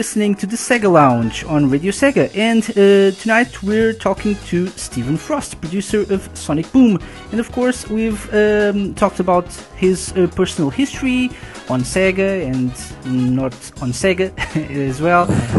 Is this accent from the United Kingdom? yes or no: no; Portugal; I'm from Portugal